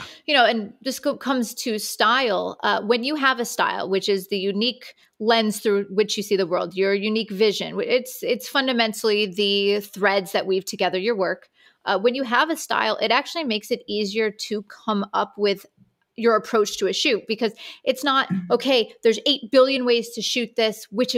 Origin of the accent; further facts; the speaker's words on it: Owego, New York, United States; So I am from a small town in upstate New York called Owego, New York. It's kind of near Binghamton.